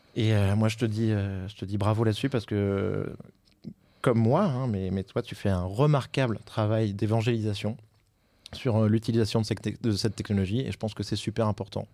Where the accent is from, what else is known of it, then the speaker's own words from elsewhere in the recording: France; en tant que Français